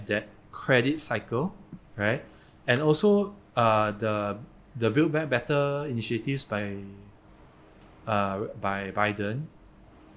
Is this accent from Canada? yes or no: no; Malaysia